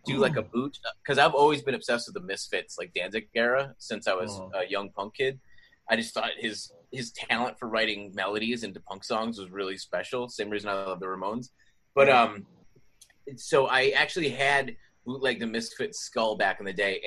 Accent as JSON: {"language": "English", "town": "Boston", "region": "Massachusetts", "country": "United States", "tie": "born or raised there", "said": "I'm from Boston, Massachusetts"}